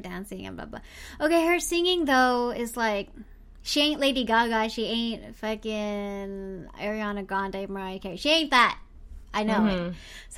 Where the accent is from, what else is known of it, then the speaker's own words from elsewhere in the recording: Philippines; I'm Filipino